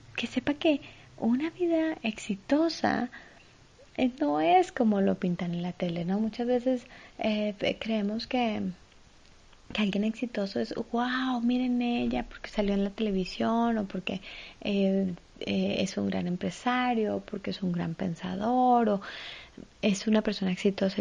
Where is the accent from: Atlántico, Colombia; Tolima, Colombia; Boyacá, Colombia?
Tolima, Colombia; Ibagué; Yo nací en Ibagué. Ibagué es la ciudad musical de Colombia.